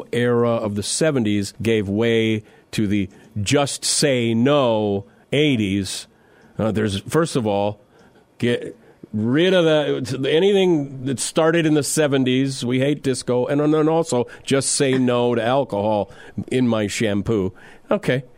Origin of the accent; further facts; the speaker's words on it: South Dakota, United States; mine is South Dakota